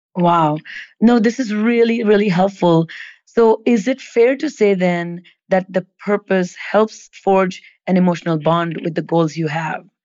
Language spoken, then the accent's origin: English; India; moved away as an adult; I grew up in India